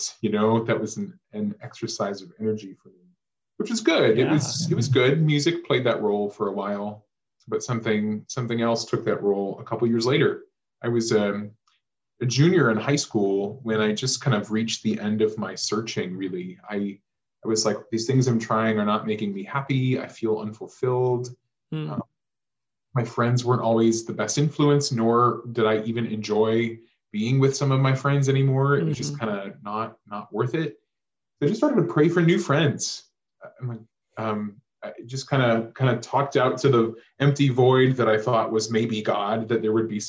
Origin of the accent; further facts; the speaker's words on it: West Point, Nebraska, United States; grew up in West Point, Nebraska, right here in the Archdiocese of Omaha, a town of about 3,400 folks, and lived in the same house on Niphon Street my whole entire 18 years of life